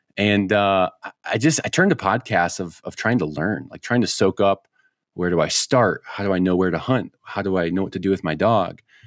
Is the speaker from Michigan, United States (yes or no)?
no; Chicago, Illinois, United States; now in Colorado, United States; I grew up in Chicago